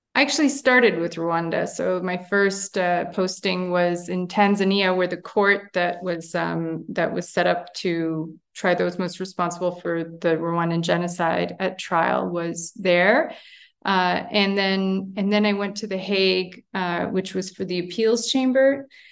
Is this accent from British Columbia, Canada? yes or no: no; Montreal, Quebec, Canada; moved away as an adult; now in Armenia; I'm born and raised in Montreal, Canada, uh, but I'm, uh, ethnic Armenian of origin